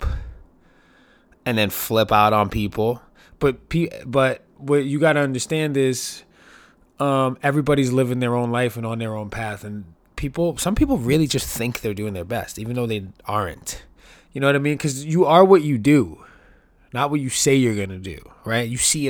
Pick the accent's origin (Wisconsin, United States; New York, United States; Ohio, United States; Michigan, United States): New York, United States; New York City; born and raised in New York City